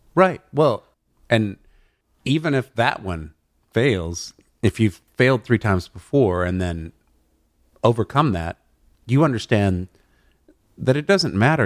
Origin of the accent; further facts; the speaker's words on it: Amarillo, Texas, United States; also born or lived in New Orleans; now in Los Angeles, United States; i haven't been back to my hometown of amarillo west texas in a long time